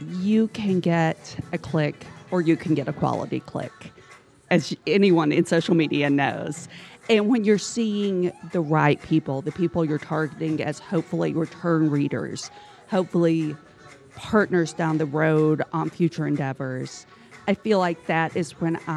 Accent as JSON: {"language": "English", "town": "Prestonsburg", "region": "Kentucky", "country": "United States", "tie": "born or raised there", "said": "I grew up outside of Prestonsburg, near Pikeville."}